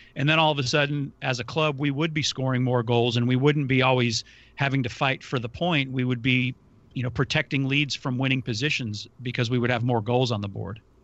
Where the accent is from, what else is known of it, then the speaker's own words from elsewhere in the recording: United States; as an American